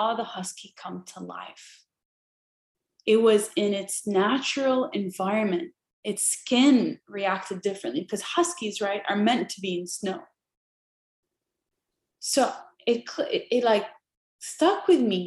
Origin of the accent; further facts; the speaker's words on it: Jordan; moved away as an adult; I grew up in Jordan, very happy there at the time